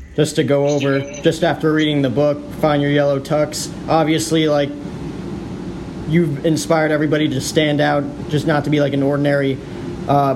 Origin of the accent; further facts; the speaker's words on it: New Jersey, United States; now in Phoenix, United States; I grew up in New Jersey. So total East Coast kid